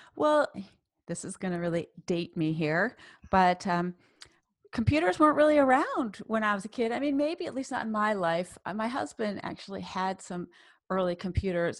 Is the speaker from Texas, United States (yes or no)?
no; Boston, Massachusetts, United States; also born or lived in New York / Cambridge, Massachusetts / Saarbrücken, Germany; I spent my life, my childhood in Boston and Cambridge